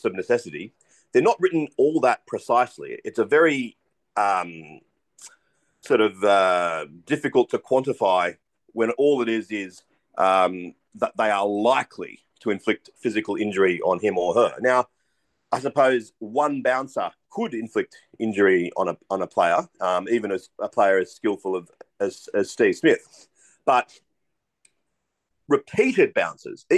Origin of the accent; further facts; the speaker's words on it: Australia; I'm an Australian